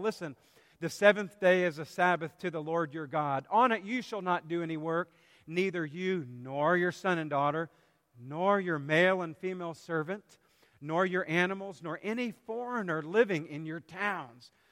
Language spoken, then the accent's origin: English; South Carolina, United States; growing up in South Carolina, at least during my middle and high school years